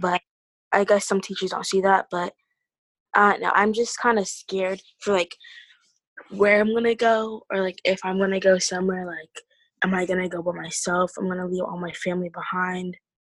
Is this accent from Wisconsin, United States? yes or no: no; Iowa, United States; being born and raised in Iowa